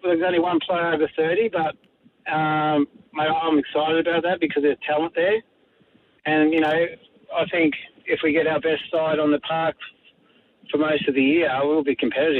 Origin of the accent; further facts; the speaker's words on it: Melbourne, Victoria, Australia; now in Gold Coast, Australia; I live on the Gold Coast. I'm from Melbourne, originally born in Essendon Hospital